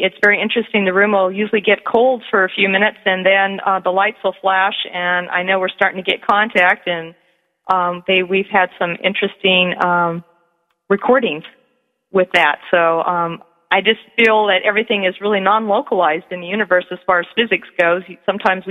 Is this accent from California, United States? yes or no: yes; San Jose, California, United States; I was born and raised in San Jose, California.